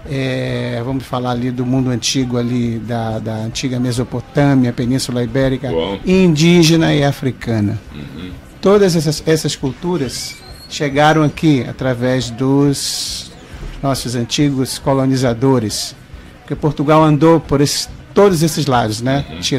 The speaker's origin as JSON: {"language": "Portuguese", "town": "Belém", "region": "Pará", "country": "Brazil", "moved": "yes", "said": "eu vim de Belém, como você falou"}